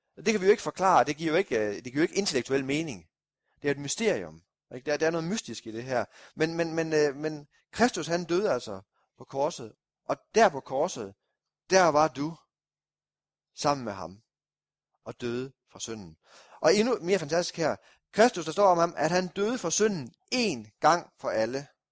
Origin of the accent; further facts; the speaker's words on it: Kolding, Southern Denmark, Denmark; oppe nordpå i Kolding, hvor jeg kommer fra